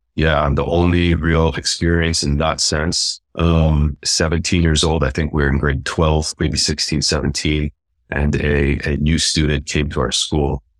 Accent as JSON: {"language": "English", "country": "Canada", "tie": "born or raised there", "also_born_or_lived": "Lebanon / Palestine", "said": "I really felt alone in, in life growing up in terms of wasn't, didn't feel Canadian, didn't feel like that was home"}